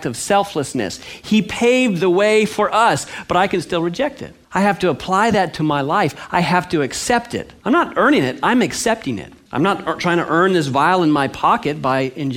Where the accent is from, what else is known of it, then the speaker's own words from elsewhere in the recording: California, United States; I grew up in California